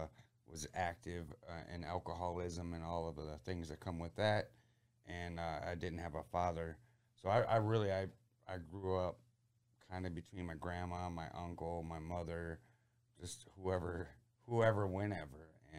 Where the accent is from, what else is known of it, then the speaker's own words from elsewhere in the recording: Port Clinton, Ohio, United States; And, I grew up somewhat in the Port Clinton area, which is, by Put-in Bay and Lonses and Middle Bass.